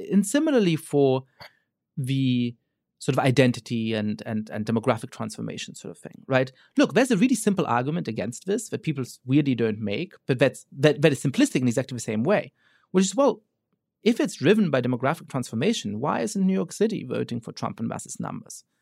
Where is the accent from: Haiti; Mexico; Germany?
Germany; now in United States; I grew up Jewish in Germany